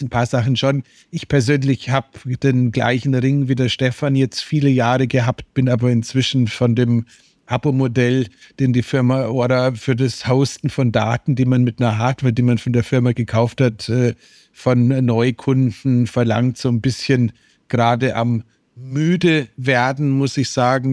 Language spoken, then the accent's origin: German; Germany; als Deutscher